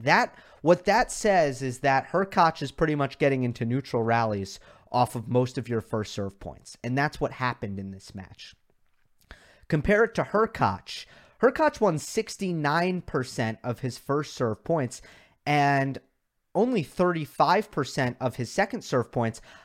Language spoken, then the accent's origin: English; New York, United States; I am from New York